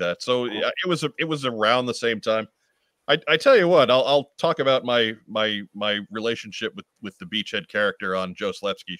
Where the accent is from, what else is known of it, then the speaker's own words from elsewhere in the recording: Philippines; I'm from the Philippines.